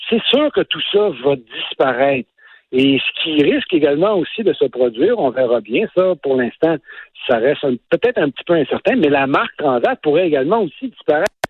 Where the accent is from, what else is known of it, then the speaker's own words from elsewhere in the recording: Quebec, Canada; je suis privilégié de Québécois